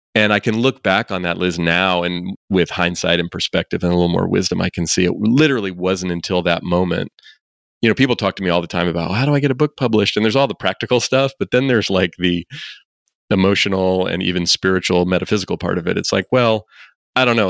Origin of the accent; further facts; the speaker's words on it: Oakland, California, United States; I actually grew up here in the Bay Area where I still live. I grew up in Oakland